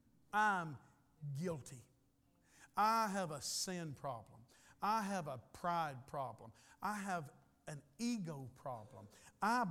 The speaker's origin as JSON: {"language": "English", "country": "United States", "said": "I'm an American and I live in a rich country"}